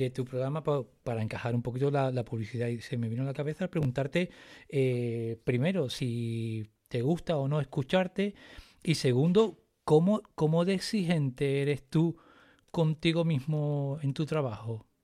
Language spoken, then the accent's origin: Spanish; Cádiz, Andalusia, Spain; now in Las Palmas, Spain; Y, Mi Cádiz, que soy de Cádiz, ¿eh? que coste que soy de Cádiz.